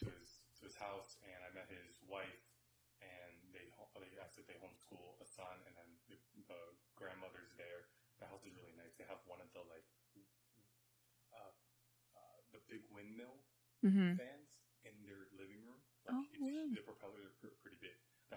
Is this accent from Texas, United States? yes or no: yes; San Antonio, Texas, United States; So everyone's saying where they're from. And we both said we're from San Antonio.